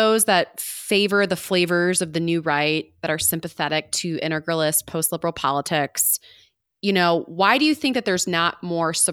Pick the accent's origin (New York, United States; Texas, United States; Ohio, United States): Ohio, United States; my home state of Ohio